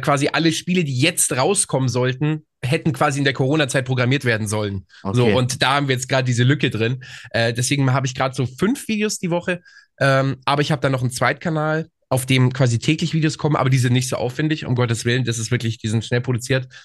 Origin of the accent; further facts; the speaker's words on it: small town near Augsburg, Bavaria, Germany; ich komme aus München, das ist eine Kleinstadt